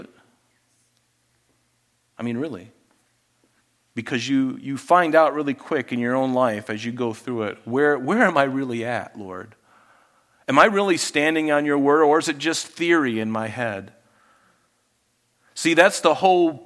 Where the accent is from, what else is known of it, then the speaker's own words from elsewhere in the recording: Florida, United States; I grew up in Florida.